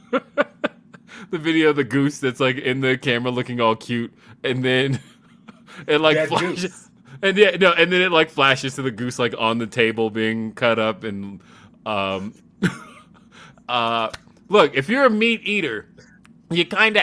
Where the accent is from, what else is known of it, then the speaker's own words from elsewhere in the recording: Los Angeles, California, United States; now in Denver, United States; I'm from Los Angeles